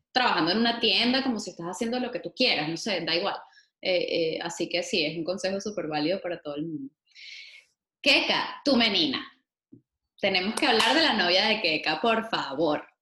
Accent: Venezuela; como venezolanos

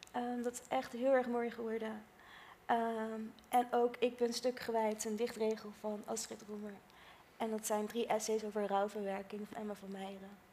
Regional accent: Netherlands; de trots zijn van Nederlander zijn, dat ben ik ook

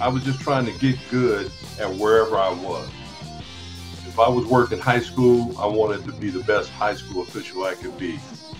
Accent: Los Angeles, California, United States; There's only one high school in LA, and that's Dorsey High School.

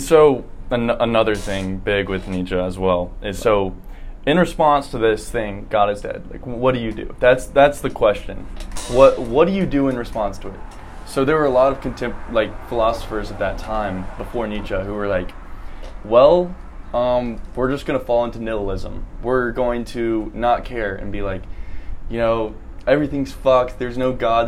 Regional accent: Columbia, South Carolina, United States; I'm from Columbia, South Carolina

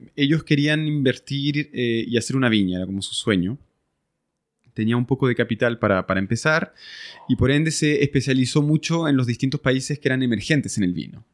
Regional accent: Chile; moved away as an adult; also born or lived in France / Switzerland / Brazil; soy un francés que llegó a Chile hace mucho tiempo atrás

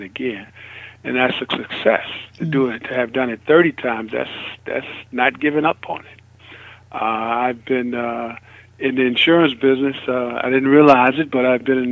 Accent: Chicago, Illinois, United States; moved away; I come from Chicago, Illinois. I grew up in a family where mom was not married to our father all the time

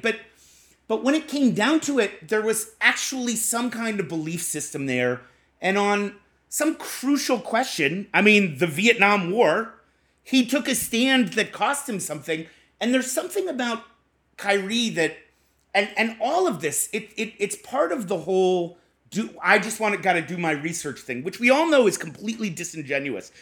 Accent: Boston, Massachusetts, United States; I'm from Boston

